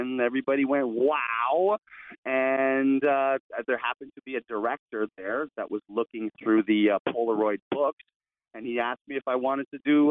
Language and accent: English; Toronto, Ontario, Canada; moved away as an adult; also born or lived in California; I was born and raised in Toronto, Canada